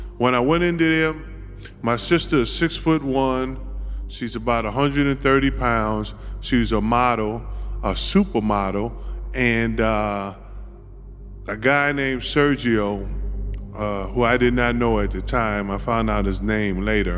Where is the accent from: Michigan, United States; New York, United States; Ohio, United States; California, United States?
New York, United States; So real quick, I grew up on the Lower East Side of Manhattan. I came home, I was about 13 and a half years old.